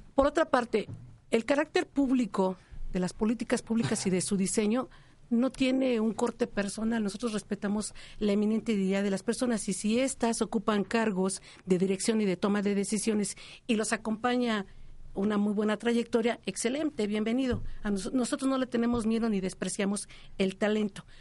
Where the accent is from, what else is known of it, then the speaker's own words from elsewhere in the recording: Tlalnepantla, State of Mexico, Mexico; nací en el Estado de México, vivo en Tlanepantla toda mi vida